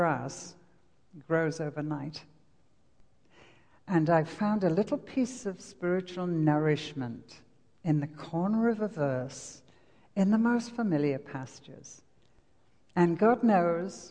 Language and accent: English; England, United Kingdom; accent: English; moved away as an adult; also born or lived in Lake District; now in Wisconsin, United States; my accent, as you would say. Actually, this is English